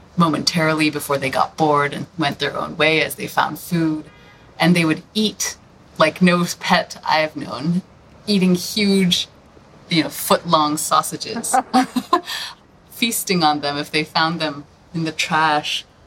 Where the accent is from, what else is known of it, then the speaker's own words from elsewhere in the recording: Hong Kong; moved away; also born or lived in New York / Los Angeles / San Francisco; I am from Hong Kong originally, and I've lived in New York and LA and San Francisco.